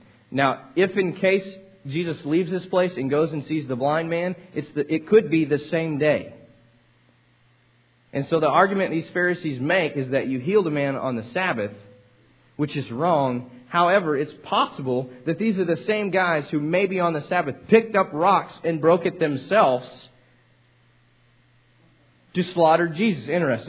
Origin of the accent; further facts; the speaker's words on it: Texas, United States; I was like, no, man, I'm from Texas. I'm sorry.